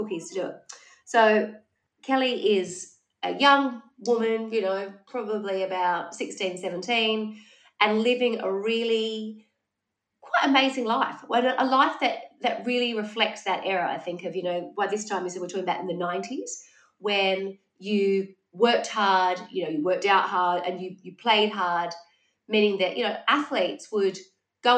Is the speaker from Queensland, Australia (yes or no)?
no; Wollongong, New South Wales, Australia; growing up in Wollongong